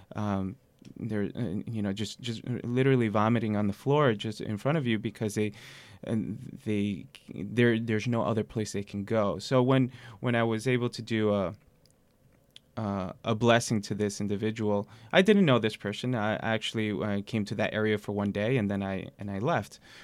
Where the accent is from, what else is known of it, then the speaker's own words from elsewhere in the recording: New York City, New York, United States; I grew up in Queens